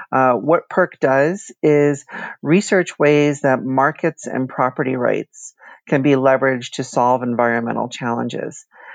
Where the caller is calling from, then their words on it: Washington, District of Columbia, United States; Well, today I'm in Washington, D.C., which is where I consider to be home.